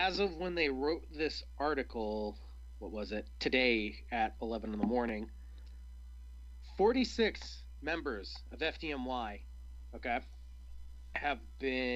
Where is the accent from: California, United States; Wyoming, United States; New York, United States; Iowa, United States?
New York, United States; upstate; moved away; I'm originally from New York State. Not the city, but upstate New York, but pretty close to the city